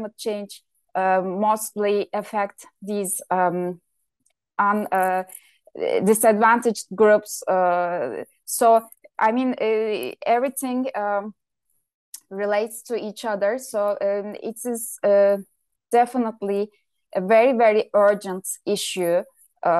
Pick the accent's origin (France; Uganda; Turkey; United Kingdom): Turkey; my home country, Turkey